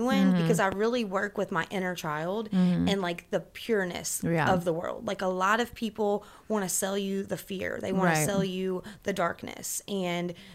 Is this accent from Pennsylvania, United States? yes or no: no; Kentucky, United States; growing up in Kentucky